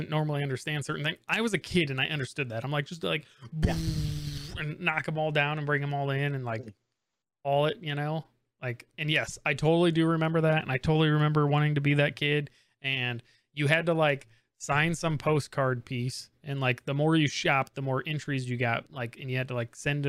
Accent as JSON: {"language": "English", "region": "Indiana", "country": "United States", "tie": "born or raised there", "said": "growing up in Indiana for elementary school"}